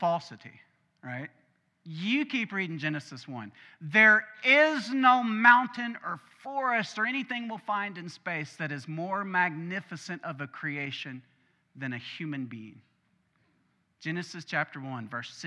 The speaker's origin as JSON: {"language": "English", "region": "Arkansas", "country": "United States", "said": "We're from Arkansas, my family that is"}